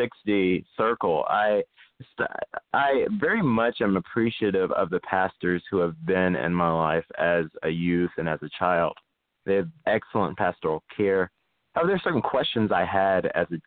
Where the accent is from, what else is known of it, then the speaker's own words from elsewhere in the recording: Greensboro, North Carolina, United States; I am from Greensboro, North Carolina. I have lived here all of my life in North Carolina